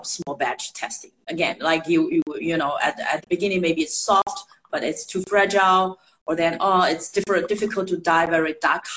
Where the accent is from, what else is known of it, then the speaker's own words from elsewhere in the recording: Shanghai, China; moved away; I grew up in Shanghai, I'm a city girl.